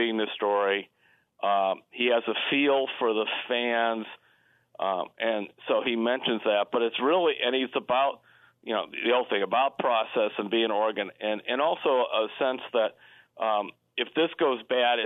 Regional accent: Cleveland, Ohio, United States; I grew up in Cleveland.

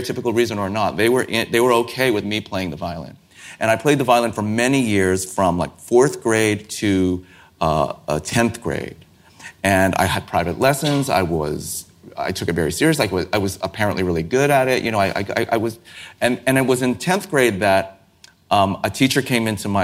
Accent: San Francisco, California, United States; I grew up in San Francisco

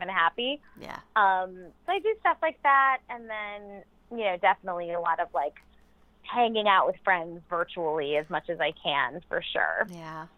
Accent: New York, United States; I'm a New Yorker

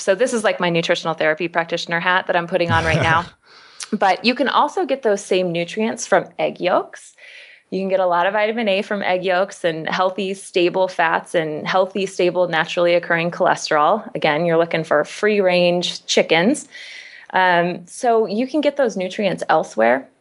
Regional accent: Kansas, United States; I'm from Kansas, so I know a factory farm. Mm. I mean, that is the type of meat I was raised on.

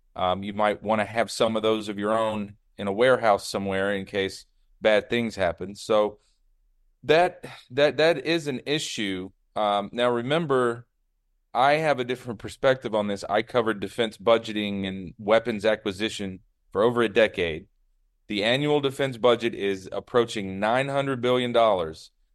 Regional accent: the South, United States; I grew up like you, Brian. I grew up in the South

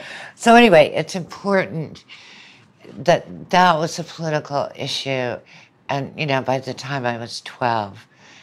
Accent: Birmingham, Alabama, United States; also born or lived in Southern United States; But I was born in Birmingham. My mom was from Birmingham. My father was from New Orleans. And grew up there for a while, but grew up in much of the rest of the South.

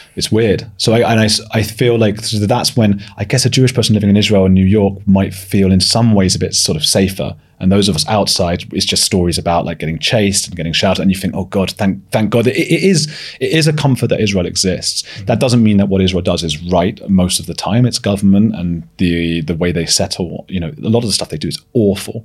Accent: London, United Kingdom; also born or lived in Leeds; I grew up in North London

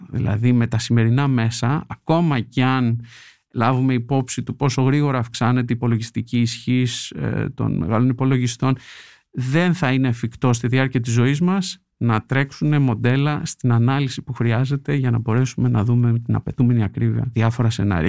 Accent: Greece; moved away as an adult; now in United States; λείπω την Ελλάδα τώρα κοντά στα 16 χρόνια

